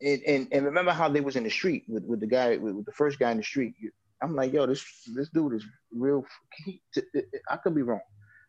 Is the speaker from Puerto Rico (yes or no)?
yes; Puerto Rico; being Puerto Rican, I'm very proud of that.